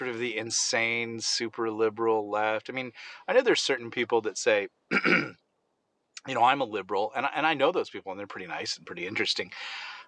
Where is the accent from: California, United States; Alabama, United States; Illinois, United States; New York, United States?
California, United States; I'm from California